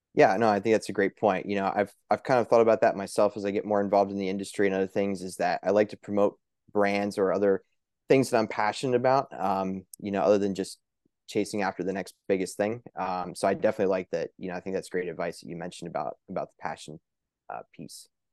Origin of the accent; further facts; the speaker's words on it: Pennsylvania, United States; here in my home state of Pennsylvania